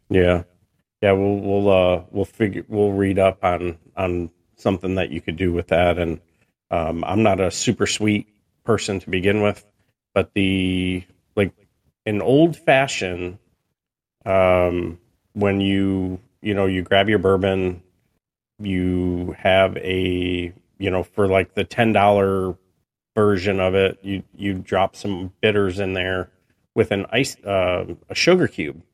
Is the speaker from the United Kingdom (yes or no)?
no; New York, United States; I was born in New York